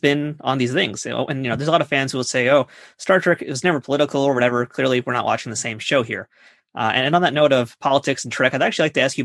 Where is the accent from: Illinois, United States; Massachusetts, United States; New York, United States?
New York, United States; New York City; I'm a New Yorker. I live in Queens